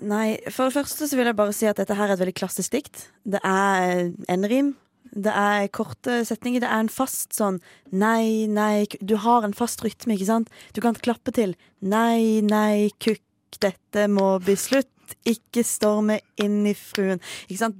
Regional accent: Farsund, Agder, Norway; i min hjemby Farsund

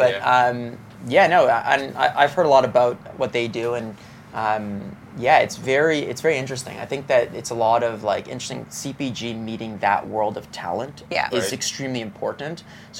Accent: Montreal, Quebec, Canada; from Montreal, no, but here's the difference.

